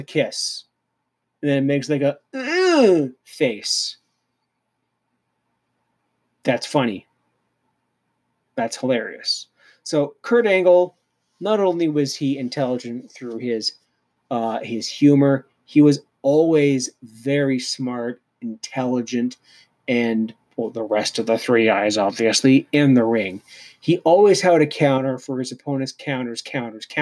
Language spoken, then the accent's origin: English; Canada; I'm Canadian